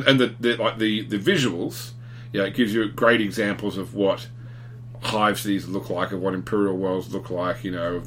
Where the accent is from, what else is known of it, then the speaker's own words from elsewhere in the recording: Australia; me as an Australian saying g'day